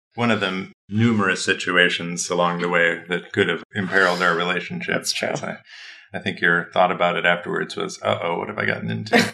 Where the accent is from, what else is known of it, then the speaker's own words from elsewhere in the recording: Midwest, United States; I am from the Midwest